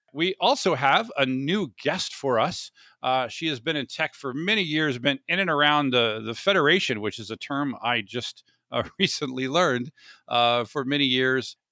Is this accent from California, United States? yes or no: no; Orlando, Florida, United States; moved away as an adult; now in San Diego, United States; I grew up in Orlando, which is not the south